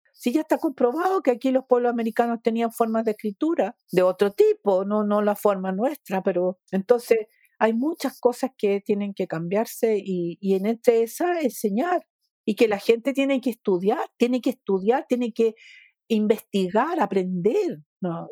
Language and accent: Spanish; Chile